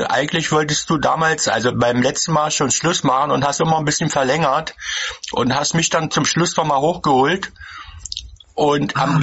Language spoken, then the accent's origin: German; Magdeburg, Saxony-Anhalt, Germany; Äh, ich komme hier aus Sachsen-Anhalt, aus Magdeburg.